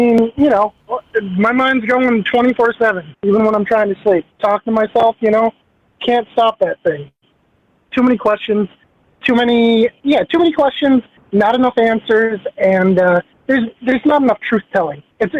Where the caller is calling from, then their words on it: Minneapolis, Minnesota, United States; from Minneapolis.